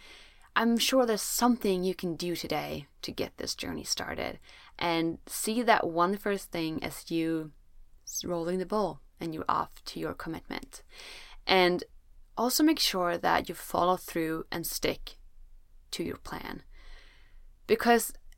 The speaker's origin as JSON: {"language": "English", "country": "Sweden", "said": "I'm from Sweden, where it's usually very cold"}